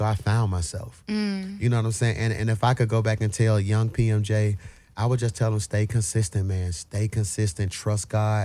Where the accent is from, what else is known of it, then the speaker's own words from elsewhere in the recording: Birmingham, Alabama, United States; I'm from Birmingham, Alabama. Yeah, you know, choir music. Every year, the quartet conference came to Birmingham.